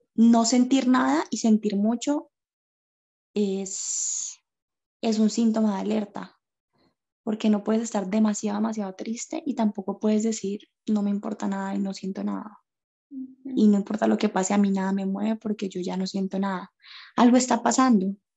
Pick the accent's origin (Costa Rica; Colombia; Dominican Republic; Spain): Colombia; Cali, Valle del Cauca; soy de la ciudad de Cali, Colombia